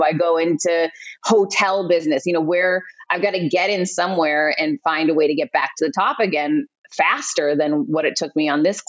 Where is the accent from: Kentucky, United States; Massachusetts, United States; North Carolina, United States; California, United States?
Massachusetts, United States; Worcester; moved away as an adult; also born or lived in Florida; I grew up in Worcester, Massachusetts, and went to Clark University